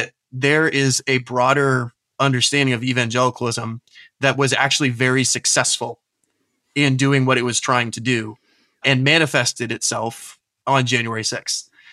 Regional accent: Tampa, Florida, United States; moved away as an adult; also born or lived in New Orleans / Washington, D.C. area; now in Aberdeen, United Kingdom; I was raised in Tampa Bay, Florida

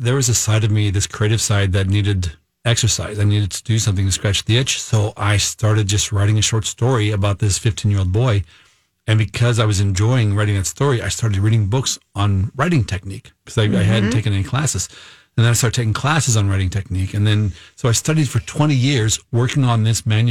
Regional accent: Missouri, United States; moved away as an adult; also born or lived in Minnesota; I am a Minnesotan, but I grew up in Missouri, left to go to college.

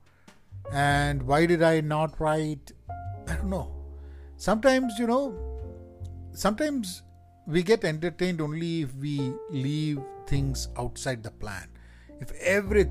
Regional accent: Kozhikode, Kerala, India; accent: Kerala Calicut colloquial Malayalam; first language Malayalam; English is a second language; Malayalam being my first language, though I have learned English and spoken English even as a kid, I feel more comfortable at home when I speak Malayalam, not even Malayalam, but Malayalam in that typical Kerala, you know, Calicut colloquial language or the accent.

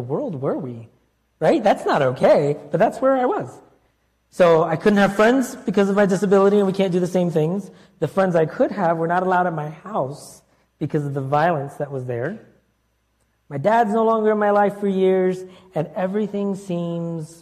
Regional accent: Florida, United States; also born or lived in Connecticut; at 7, we moved across the country from New York area to Florida and from Connecticut to Florida.

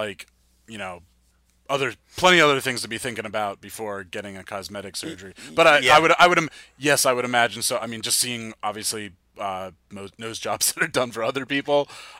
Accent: New Jersey, United States; I'm from New Jersey.

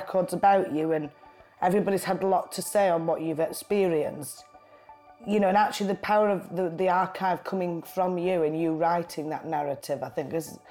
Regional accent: Lancashire, North West England, United Kingdom; accent: Lancashire; also born or lived in Bristol; it's kind of probably in my accent as well, really. But the Lancashire rhythm is there

